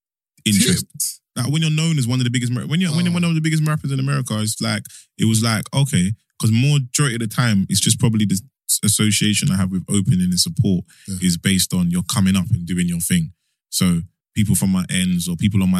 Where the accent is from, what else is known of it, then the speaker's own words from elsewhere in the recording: England, United Kingdom; we're English